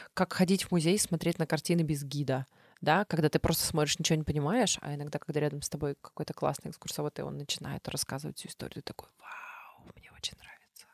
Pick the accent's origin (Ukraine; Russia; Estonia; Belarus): Belarus; Вообще я белоруска, отец у меня украинец, а бабушка немка